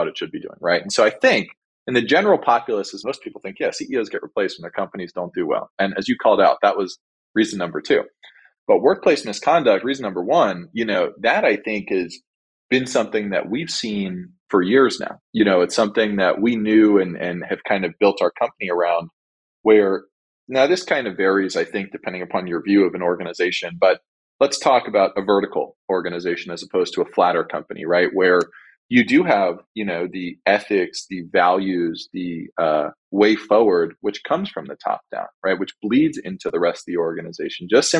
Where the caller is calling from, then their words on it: Glendale, California, United States; I'm calling in from Glendale, 2 or 3 miles from Burbank, Disney headquarters